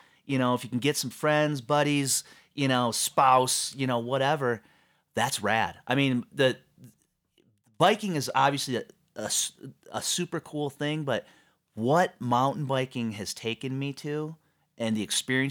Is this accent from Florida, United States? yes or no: no; Michigan, United States; So I grew up in Southeast Michigan.